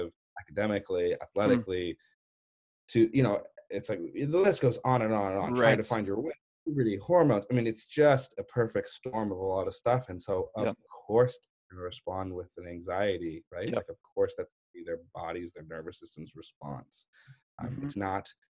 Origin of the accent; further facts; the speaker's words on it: La Jolla, California, United States; I was born and raised in La Jolla